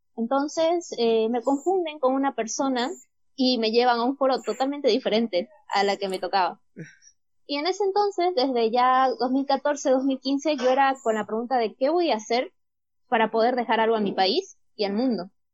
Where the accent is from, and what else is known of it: Bolivia